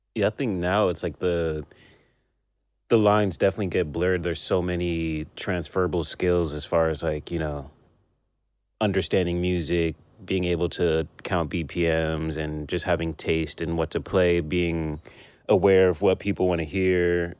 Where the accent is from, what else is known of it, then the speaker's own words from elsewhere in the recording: Union, New Jersey, United States; also born or lived in Brooklyn, New York; i grew up in new jersey